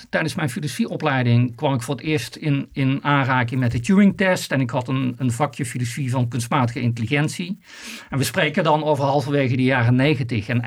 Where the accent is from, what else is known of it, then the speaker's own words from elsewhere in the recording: Netherlands; als Nederlander kun je daar zeker trots op zijn.